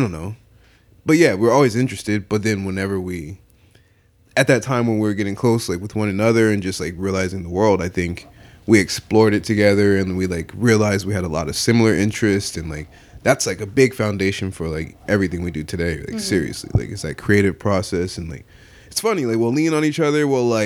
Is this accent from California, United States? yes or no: yes; Atwater, California, United States; also born or lived in Fresno; I'm from Merced County, from Atwater. I'm born in Fresno.